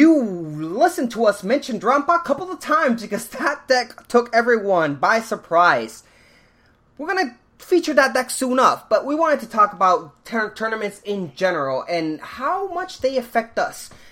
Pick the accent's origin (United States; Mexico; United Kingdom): United States; Washington; my home state of Washington, Seattle City